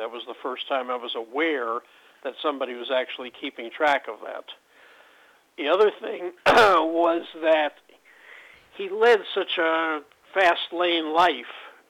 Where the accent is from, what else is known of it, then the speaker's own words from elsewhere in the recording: Brooklyn, New York, United States; I was 7. I was living in Brooklyn. Brooklyn won the World Series, and everybody was dancing in the streets.